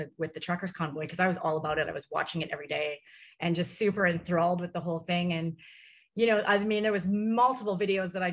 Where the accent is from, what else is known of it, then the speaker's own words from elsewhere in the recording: Vancouver, British Columbia, Canada; moved away as an adult; now in Nashville, United States; I'm from Vancouver.